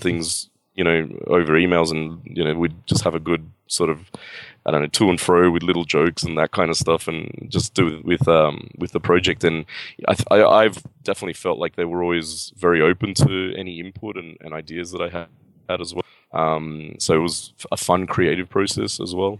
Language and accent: English; Australia; I am from Australia, you know, I was born and raised here and, and lived here my whole life.